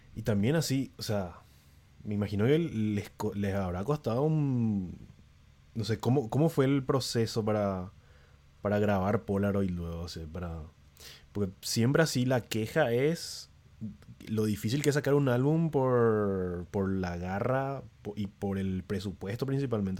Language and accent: Spanish; San Lorenzo, Central, Paraguay; yo tampoco soy de Asunción, ¿verdad? Pero tipo, soy de alrededores, soy de San Lorenzo